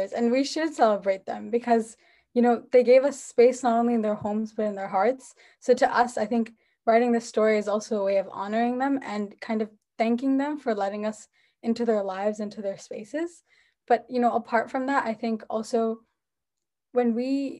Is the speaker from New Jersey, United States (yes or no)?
yes; New Jersey, United States; I'm from New Jersey in the US.